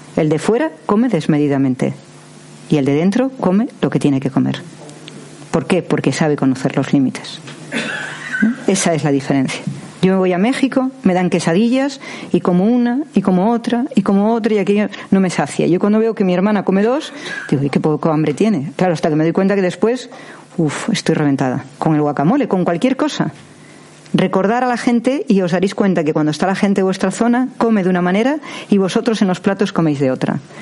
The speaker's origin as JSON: {"language": "Spanish", "region": "Cantabrian coast", "country": "Spain", "said": "yo soy del Cantábrico"}